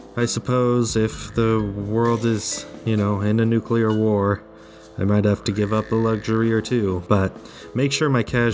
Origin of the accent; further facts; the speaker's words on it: United States; I'm proving that I'm an American on this podcast.